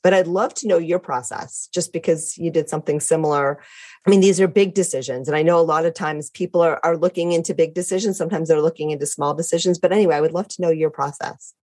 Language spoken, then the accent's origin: English; Detroit, Michigan, United States; also born or lived in Connecticut; now in San Diego, United States; I'm originally from the Midwest